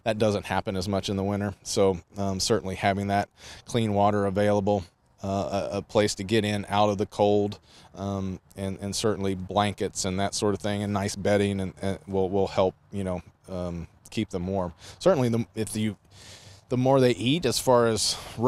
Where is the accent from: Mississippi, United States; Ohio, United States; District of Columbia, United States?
Ohio, United States; moved away; I grew up in Ohio